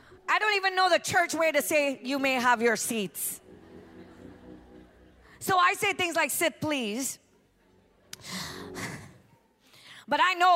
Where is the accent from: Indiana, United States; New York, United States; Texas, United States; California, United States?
New York, United States; I'm used to you. I'm from New York. I get it.